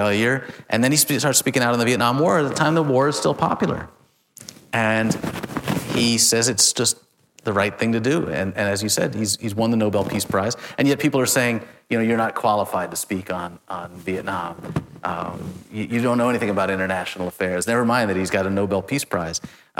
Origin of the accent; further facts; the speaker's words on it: Chicago, Illinois, United States; my hometown, Chicago